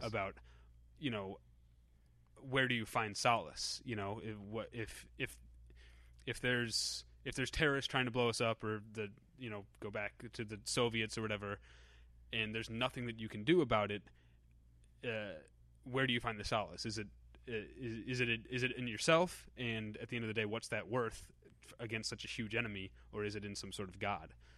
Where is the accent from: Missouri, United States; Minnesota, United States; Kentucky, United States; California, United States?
Missouri, United States; moved away as an adult; also born or lived in Chicago; I'm from the Missouri part of Missouri